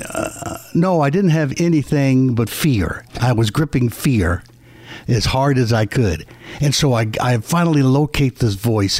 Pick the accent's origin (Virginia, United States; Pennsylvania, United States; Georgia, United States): Pennsylvania, United States; Philadelphia; moved away; I grew up in Philadelphia